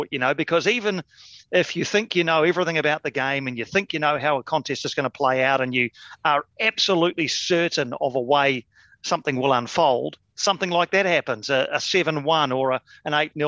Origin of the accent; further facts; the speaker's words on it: Wellington, New Zealand; my hometown of Wellington